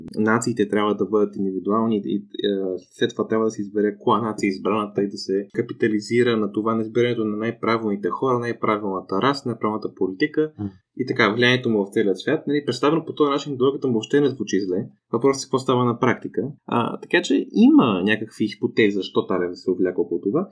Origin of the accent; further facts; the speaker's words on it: Bulgaria; аз съм израснал в България